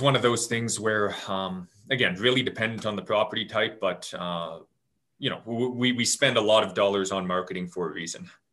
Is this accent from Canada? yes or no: yes; Lake Country, British Columbia, Canada; I grew up out in Lake Country, lived right across from a farm.